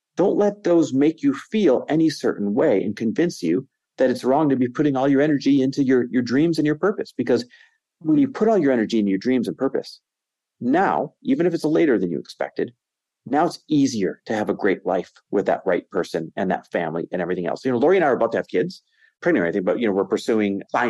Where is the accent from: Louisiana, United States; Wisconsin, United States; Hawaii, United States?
Wisconsin, United States; Green Bay; also born or lived in Los Angeles, California / Arizona; now in Newport Beach, United States; our lake house is in Green Bay, Wisconsin. And I grew up here